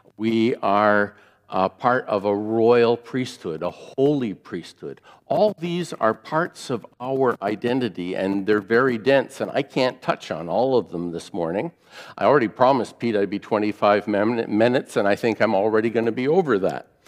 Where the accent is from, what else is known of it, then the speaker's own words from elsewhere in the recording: near Fort Erie, Ontario, Canada; I grew up near Fort Erie, and so I grew up on American television.